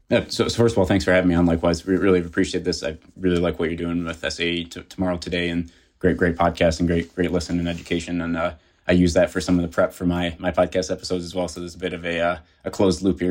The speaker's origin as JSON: {"language": "English", "town": "Detroit", "region": "Michigan", "country": "United States", "tie": "born or raised there", "also_born_or_lived": "South Carolina", "moved": "as an adult", "said": "I grew up in the Detroit area"}